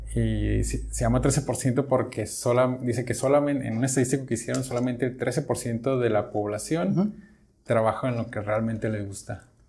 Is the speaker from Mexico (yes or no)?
yes; Mexico; yo como, como mexicano